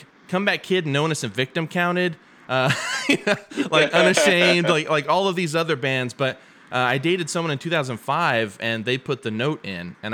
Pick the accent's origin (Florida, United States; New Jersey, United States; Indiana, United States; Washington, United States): Indiana, United States; Muncie; now in Lafayette, United States; I'm from Muncie, Indiana, which is 2 hours away from Lafayette, where I live now.